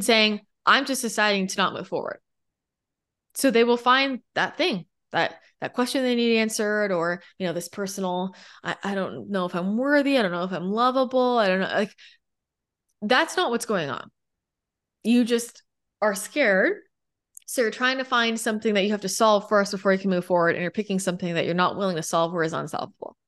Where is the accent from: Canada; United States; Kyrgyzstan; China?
United States; California; also born or lived in Los Angeles / San Diego; I grew up in California